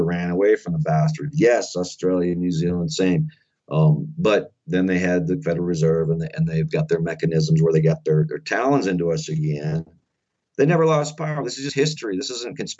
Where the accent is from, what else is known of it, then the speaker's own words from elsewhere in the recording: Faulkton, South Dakota, United States; my little town of Falkton, South Dakota, because this is my home state also, I grew up here